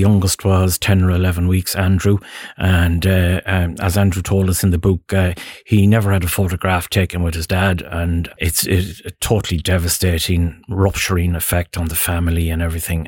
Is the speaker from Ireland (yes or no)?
yes; Ballinamore, Connacht, Ireland; moved away as an adult; also born or lived in Dublin; I'm from Ballinamore, County Leitrim